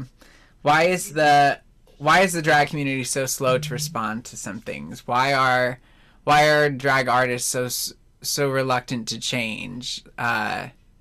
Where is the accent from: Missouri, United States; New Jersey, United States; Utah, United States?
New Jersey, United States; moved away; I grew up in New Jersey